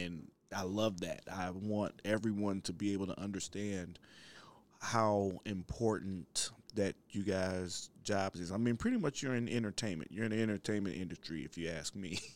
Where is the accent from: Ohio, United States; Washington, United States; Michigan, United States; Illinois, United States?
Ohio, United States; I'm from Ohio